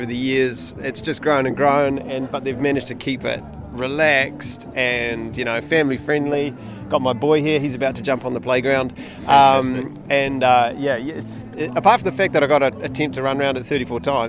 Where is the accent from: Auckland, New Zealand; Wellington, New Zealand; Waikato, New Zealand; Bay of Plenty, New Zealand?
Auckland, New Zealand; I'm a runner person, and I'm from Tamaki Makaurau.